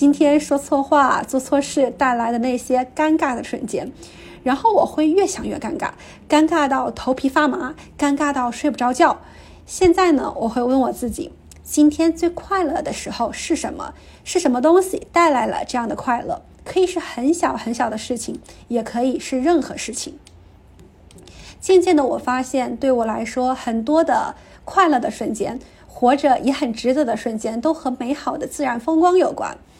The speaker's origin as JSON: {"language": "Chinese", "region": "a small county town in Anhui", "country": "China", "moved": "yes", "lives_now": "Vancouver, Canada", "said": "我来自安徽的一个小县城，目前生活和工作在加拿大温哥华。"}